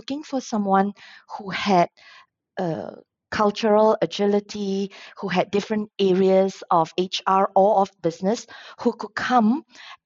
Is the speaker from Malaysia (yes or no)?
yes; Penang, Malaysia; moved away as an adult; also born or lived in Kuala Lumpur, Malaysia; I'm from Penang, born and raised in the lovely land of Penang